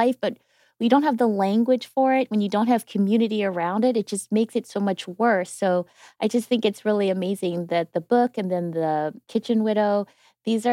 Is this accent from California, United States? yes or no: no; Wisconsin, United States; I'm from Wisconsin